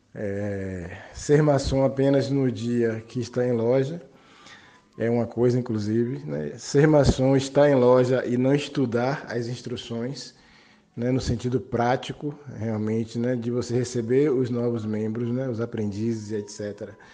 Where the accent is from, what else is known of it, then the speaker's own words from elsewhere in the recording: Salvador, Bahia, Brazil; sou de Salvador, Bahia